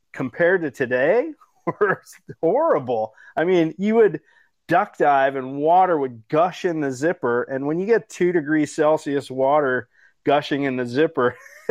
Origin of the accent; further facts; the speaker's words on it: East Coast, United States; where I grew up on the East Coast